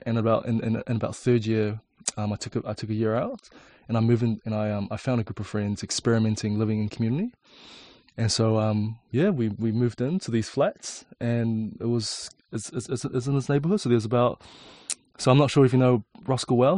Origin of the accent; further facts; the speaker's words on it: Auckland, New Zealand; born or raised there; also born or lived in China